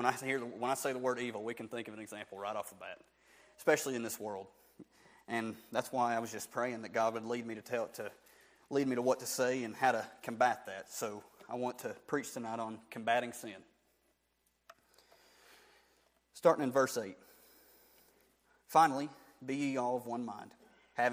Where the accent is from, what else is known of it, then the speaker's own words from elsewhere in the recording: Barnesville, United States; I'm just somebody from Barnesville